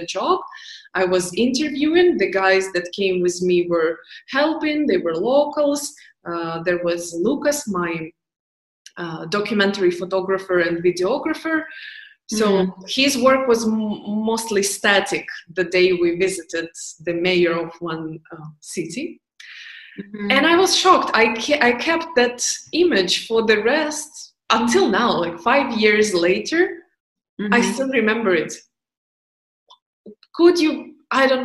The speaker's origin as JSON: {"language": "English", "country": "Ukraine", "moved": "yes", "said": "All my family is in Ukraine"}